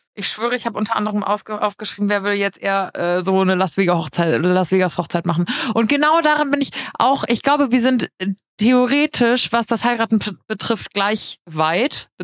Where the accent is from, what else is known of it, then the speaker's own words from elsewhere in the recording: Giessen, Hesse, Germany; moved away as an adult; now in Munich, Germany; in Gießen, also in meiner Heimat